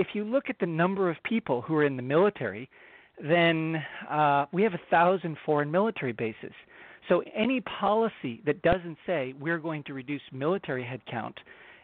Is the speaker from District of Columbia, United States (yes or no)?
yes; Washington, District of Columbia, United States; I grew up in Washington, D.C. You know, I went to elementary school and middle school and high school in Washington